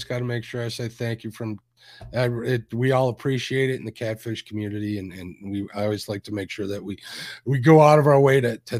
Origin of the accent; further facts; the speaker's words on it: Northern United States, United States; me being a Yankee, and I get a lot of trash talk for being a Yankee